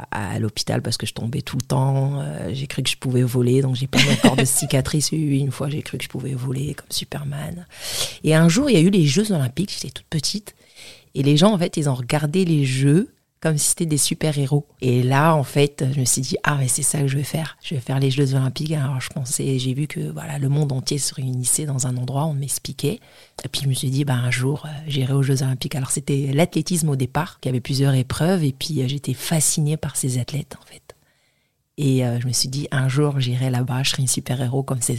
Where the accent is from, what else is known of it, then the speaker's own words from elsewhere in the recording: Mohammedia, Casablanca-Settat, Morocco; born there; alors moi, je suis née à une petite ville à côté de Casa, Mohamedia. Je suis née au Maroc.